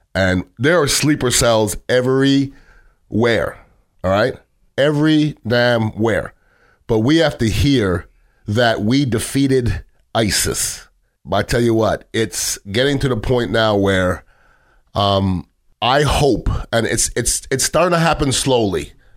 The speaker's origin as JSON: {"language": "English", "country": "Canada", "tie": "born or raised there", "moved": "yes", "lives_now": "United States", "said": "I grew up in Canada, but I'm an American citizen"}